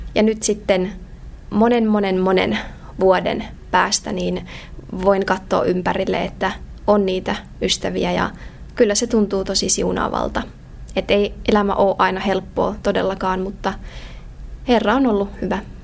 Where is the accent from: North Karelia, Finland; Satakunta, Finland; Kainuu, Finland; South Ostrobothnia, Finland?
North Karelia, Finland; Joensuu; Mä oon tota, alun perin syntyjään tuolta Pohjois-Karjalasta, Joensuusta kotoisin